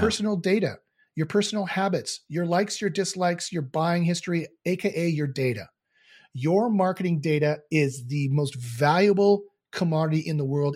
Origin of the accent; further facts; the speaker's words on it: Canada; I'm Canadian